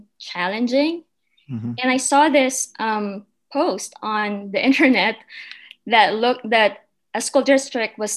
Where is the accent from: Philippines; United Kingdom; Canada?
Philippines; moved away as an adult; also born or lived in Manila; now in Julesburg, United States; I was born and raised in the Philippines